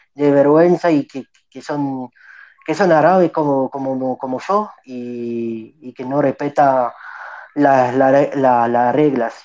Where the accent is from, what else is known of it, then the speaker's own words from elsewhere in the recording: Nice, Provence-Alpes-Côte d'Azur, France; Yo, yo nací en Francia, en Niza